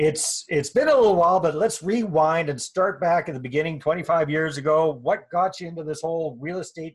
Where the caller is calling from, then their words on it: Kamloops, British Columbia, Canada; I'm here in beautiful Kamloops, British Columbia